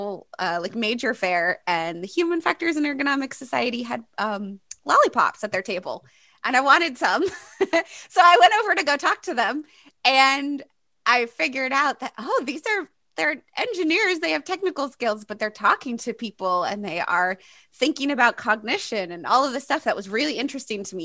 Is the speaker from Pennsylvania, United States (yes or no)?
no; Maine, United States; moved away as an adult; also born or lived in Boston; I grew up in Maine, which is in the northeast part of the United States. I grew up on an island, so not exactly very urban.